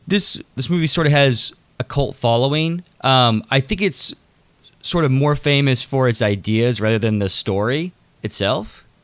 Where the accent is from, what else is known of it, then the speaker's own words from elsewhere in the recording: Kansas, United States; Kansas is sort of known for, I guess, more Milo, where I come from.